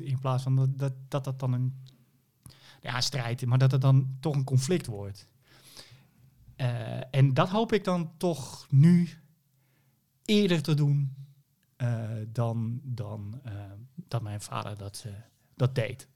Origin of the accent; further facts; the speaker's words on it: Hoorn, North Holland, Netherlands; ik kom uit Horen, daar ben ik geboren